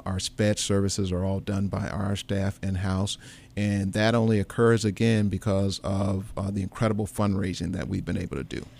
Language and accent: English; St. Louis, Missouri, United States; I grew up in Saint Louis